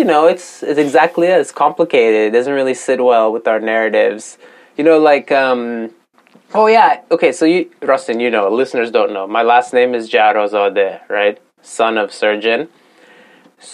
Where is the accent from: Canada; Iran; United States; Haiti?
Iran; moved away; also born or lived in Dezful; I'm from Iran.